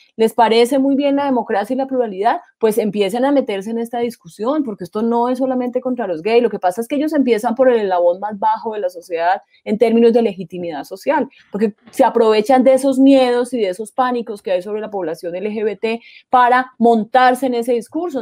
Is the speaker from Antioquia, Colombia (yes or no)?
no; Caldas, Colombia; el Alcázar Caldas, de donde soy yo